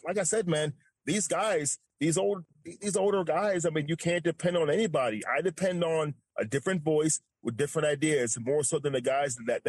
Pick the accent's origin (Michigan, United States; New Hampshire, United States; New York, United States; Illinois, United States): New York, United States; now in Texas, United States; And like I said, when I came from New York to here, I thought this is a pillar of Republican values, Texas.